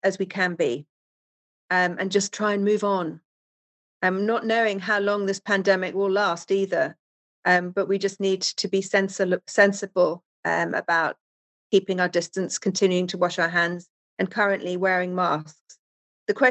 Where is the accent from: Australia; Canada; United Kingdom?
United Kingdom; England; now in Wellington, Florida, United States; you can obviously hear by my accent, I'm from England originally.